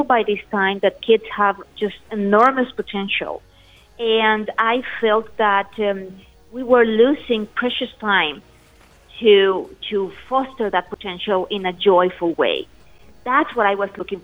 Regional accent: Aguascalientes, Mexico; my native Mexico, in Aguascalientes, the city where I come from

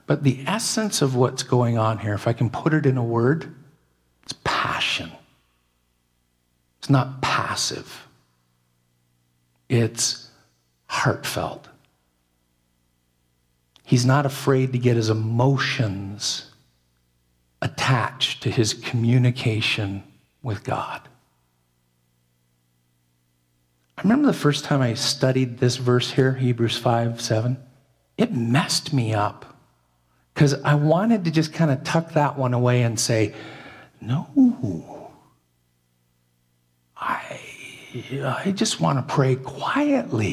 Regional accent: Canada; I'm as Canadian as can be.

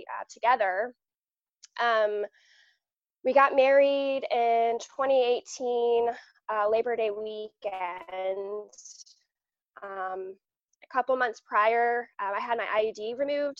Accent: Southern Maryland, United States; I'm from Southern Maryland, just about an hour and a half south of Washington, D.C.

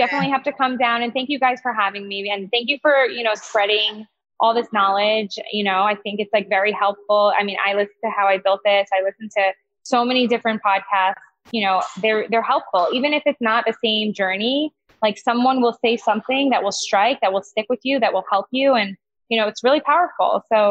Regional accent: West Orange, New Jersey, United States; now in Florida, United States; West Orange, Livingston area.

